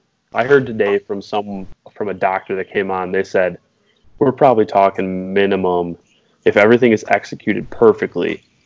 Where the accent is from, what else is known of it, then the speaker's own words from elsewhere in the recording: Wisconsin, United States; being that we are from Wisconsin